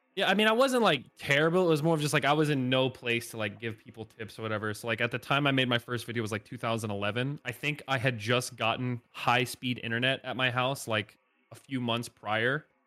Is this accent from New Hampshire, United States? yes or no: no; Northeast Indiana, United States; born or raised there; moved away as an adult; now in Nashville, United States